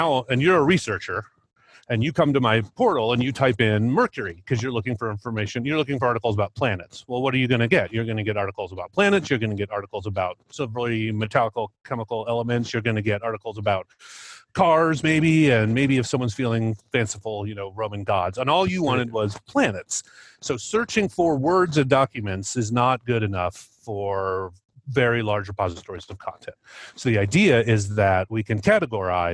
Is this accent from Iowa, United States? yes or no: yes; Cedar Rapids, Iowa, United States; now in Albuquerque, United States; I grew up in Eastern Iowa in Cedar Rapids and spent plenty of time in Iowa City